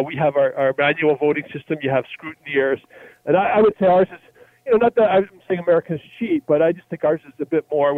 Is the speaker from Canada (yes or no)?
yes; Canada; as a Canadian